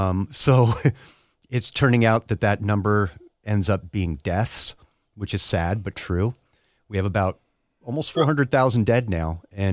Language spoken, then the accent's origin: English; United States; I'm not going to wear a mask at Walmart or whatever. Because I'm American.